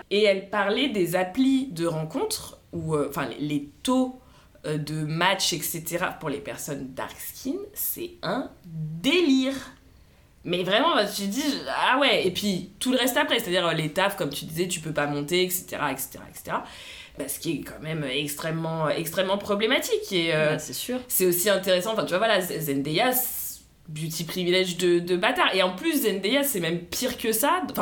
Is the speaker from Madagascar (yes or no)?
no; Paris, Île-de-France, France; mais en tant que française parisienne, ne me fais pas croire qu'en en tant que femme métisse, tu vis la même chose que tes potes noirs dark skin.